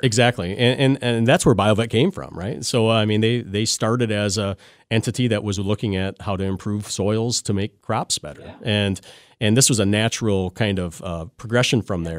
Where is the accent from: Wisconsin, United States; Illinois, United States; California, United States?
Wisconsin, United States; Lancaster; I grew up in Lancaster, Wisconsin, down in southwestern corner. So I'm um, born and bred there